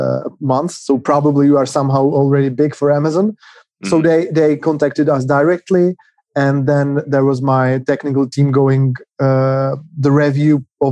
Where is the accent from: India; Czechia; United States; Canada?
Czechia; We are from the Czech Republic, currently in two cities in Prague and Třinec